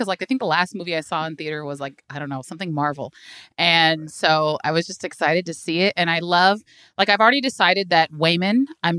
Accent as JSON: {"language": "English", "town": "Hayward", "region": "California", "country": "United States", "lives_now": "Oakland, United States", "said": "I'm an East Bay girl, so I'm from Hayward, but live in Oakland."}